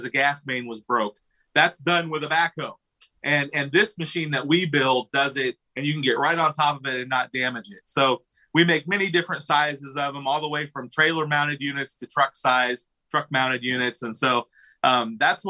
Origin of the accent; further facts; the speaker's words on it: Pella, Iowa, United States; I've been born and raised in Pella, Iowa, lived here my whole life.